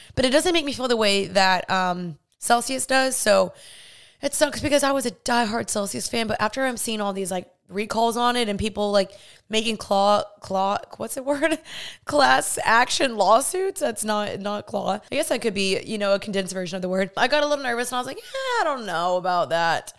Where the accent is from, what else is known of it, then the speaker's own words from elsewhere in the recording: Dallas, Texas, United States; I grew up in Dallas, Texas, born and raised here